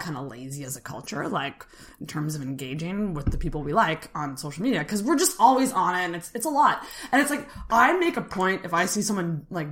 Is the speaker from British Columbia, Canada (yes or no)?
no; Antigonish, Nova Scotia, Canada; I grew up in Antigonish